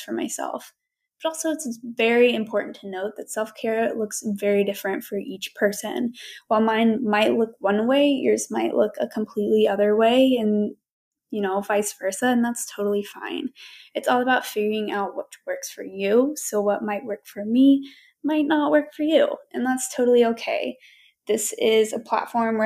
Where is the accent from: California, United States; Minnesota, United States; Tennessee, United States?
Tennessee, United States; Knoxville; I am from Knoxville, Tennessee